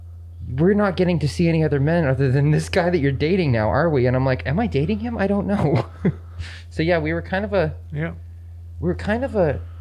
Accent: Maine, United States; moved away; also born or lived in New England / Boston, Massachusetts / Denver, Colorado; I grew up in Maine. I spent a lot of time in New England. Then I was in Denver for about 4 years and then moved here.

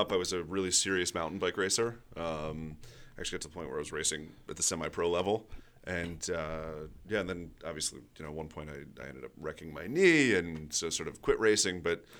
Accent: Hanover, New Hampshire, United States; also born or lived in Washington, D.C.; So New England, yeah, Massachusetts, New Hampshire. Was born in D.C. though, so my roots aren't all that far, I guess.

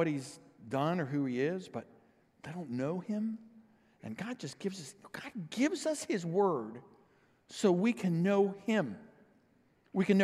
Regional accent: O'Fallon, United States; we're from O'Fallon

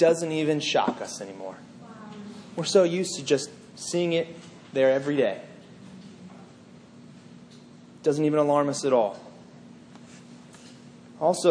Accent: Northern Virginia, United States; I grew up in Northern Virginia.

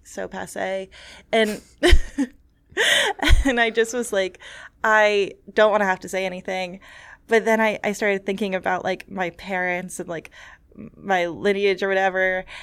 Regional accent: New York City, New York, United States; growing up in New York City

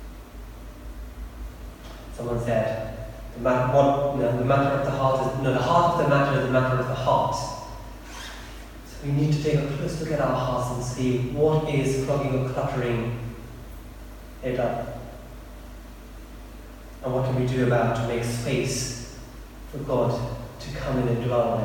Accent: India; also born or lived in Eastbourne; now in United Kingdom; when I was growing up in India, in this village, it was probably at least maybe 15 or 16 before we had mains power electricity

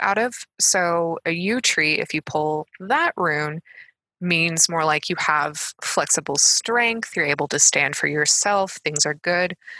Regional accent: United States; I'm American

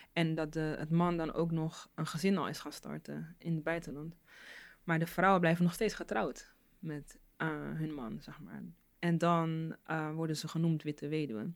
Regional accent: Rotterdam, South Holland, Netherlands; first language Dutch; ik ben hier geboren, mm, eh, in Nederland, Rotterdam

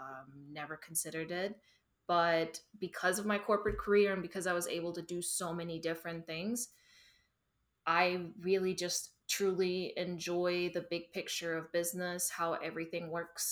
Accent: Germany; moved away as an adult; also born or lived in Duncan, South Carolina; now in United States; I'm originally from Germany. I worked in corporate after high school

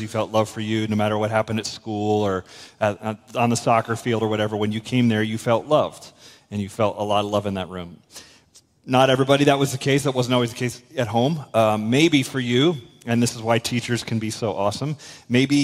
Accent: west coast of Florida, United States; a country church in my hometown in Florida, on the west coast of Florida

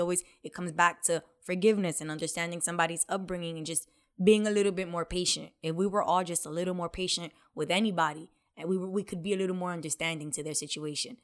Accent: New York City, New York, United States; moved away; also born or lived in South Bronx, New York; We grew up in the complete opposite, the Lower East Side

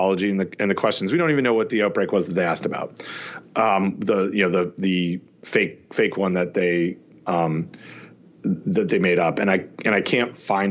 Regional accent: Canada; I grew up in Canada

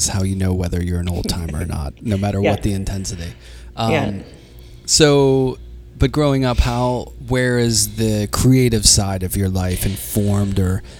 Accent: Pittsburgh, Pennsylvania, United States; I grew up in Pittsburgh, so in the era of Mario Lemieux and Yarmouth Lauder, so hockey was, you know, huge to us.

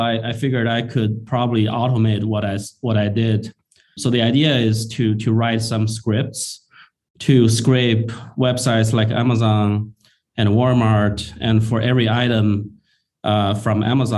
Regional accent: China; moved away as an adult; also born or lived in Shanghai; now in Bay Area, United States; I was actually born and raised in China. I came to the U.S. In 2003 after I graduated from engineering school

